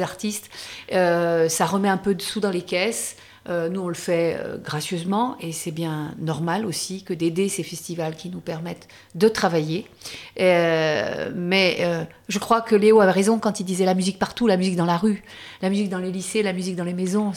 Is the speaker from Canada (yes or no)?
no; the South, southern France, France; je suis du Sud